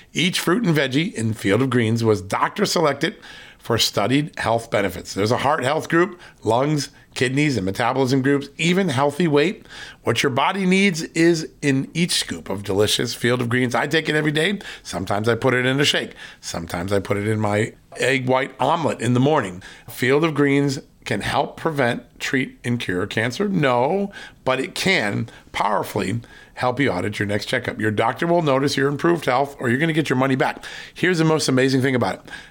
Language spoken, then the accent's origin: English; Virginia, United States; from the great state, my home state, of Virginia.